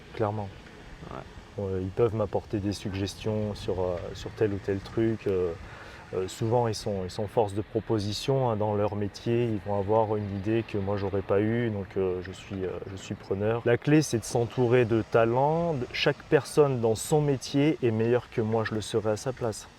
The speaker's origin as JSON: {"language": "French", "town": "Romans-sur-Isère", "region": "Auvergne-Rhône-Alpes", "country": "France", "also_born_or_lived": "Montpellier / Grenoble / Lyon / Montélimar", "moved": "as an adult", "lives_now": "Marrakech, Morocco", "said": "Je suis de Roman dans la Drôme"}